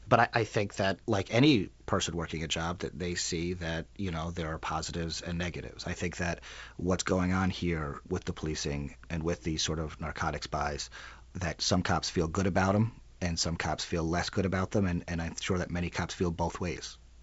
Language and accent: English; New York City, New York, United States; now in Minneapolis, United States; I'm from Queens. Yeah. And grew up there